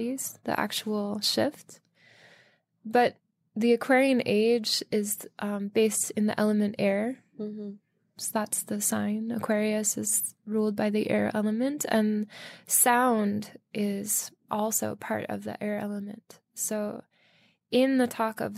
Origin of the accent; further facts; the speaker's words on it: Minneapolis, Minnesota, United States; moved away as an adult; also born or lived in Ely, Minnesota; now in Brooklyn, United States; I grew up in the Twin Cities area of Minneapolis, St. Paul in Minnesota. And when I was 19